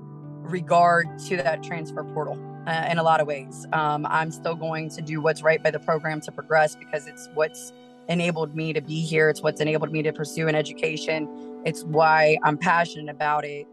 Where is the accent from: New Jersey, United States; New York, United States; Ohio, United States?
Ohio, United States; Urbana; moved away as an adult; now in Springfield, Illinois, United States; where I'm from, which I'm from Urbana, Ohio, I had a great high school coach